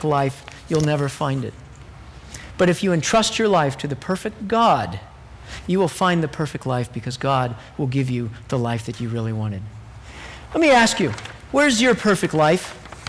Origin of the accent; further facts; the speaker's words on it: Texas, United States; I grew up in Texas